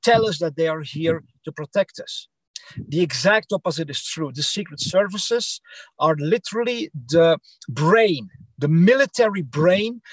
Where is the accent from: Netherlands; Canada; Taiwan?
Netherlands; English is a second language; moved away as an adult; also born or lived in Belgium; now in United States; I'm from the Netherlands and Belgium